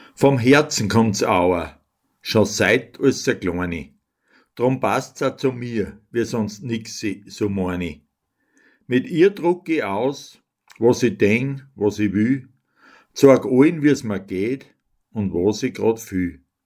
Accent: Altenberg bei Linz, Upper Austria, Austria; Ich komme aus Almberg, dem Balkon von Linz.

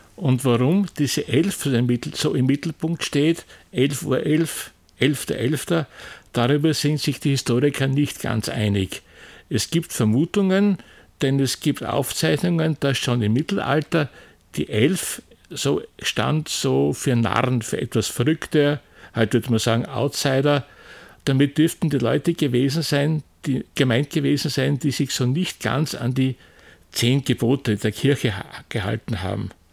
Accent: Austria; bei uns in Österreich

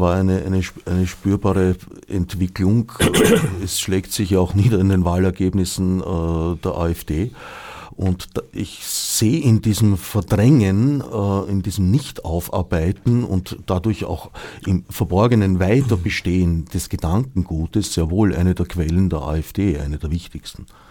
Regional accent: Vienna, Austria; das war am Stadtrand, wo ich aufgewachsen bin

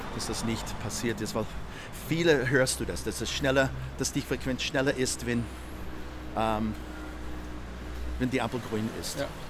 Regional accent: United States; German is a second language; moved away as an adult; now in Vienna, Austria; ich komme aus den Staaten, bin schon seit langem in Österreich, seit über 40 Jahren

